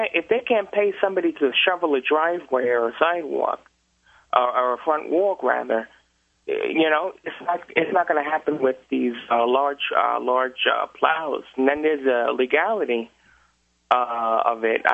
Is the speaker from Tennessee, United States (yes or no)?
no; New York City, New York, United States; moved away as an adult; now in Manchester, United States; I'm from Queens